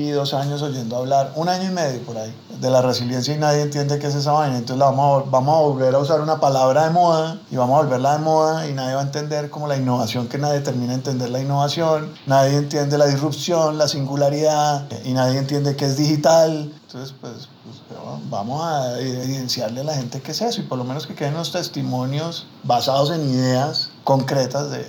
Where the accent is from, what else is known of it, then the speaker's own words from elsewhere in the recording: Buenaventura, Valle del Cauca, Colombia; Me encanta, yo sí, man, yo soy negro de Buenaventura, canchimalo por si hay alguien ahí.